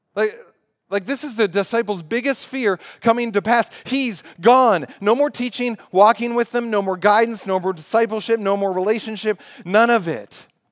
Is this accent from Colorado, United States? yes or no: no; Pittsburgh, Pennsylvania, United States; I was living in Pittsburgh as I grew up in Pittsburgh